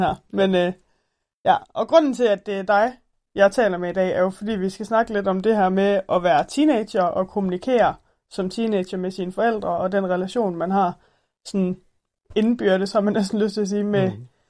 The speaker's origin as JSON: {"language": "Danish", "area": "Thyholm", "region": "Central Denmark Region", "country": "Denmark", "said": "nu kommer vi fra Tyholm"}